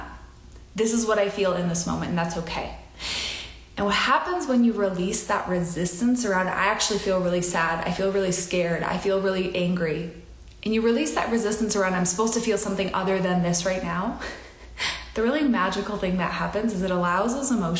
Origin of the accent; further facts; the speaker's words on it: Midwest, United States; I grew up in the Midwest